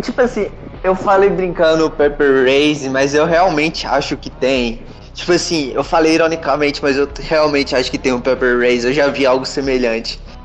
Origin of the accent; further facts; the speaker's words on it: Minas Gerais, Brazil; eu sou de Minas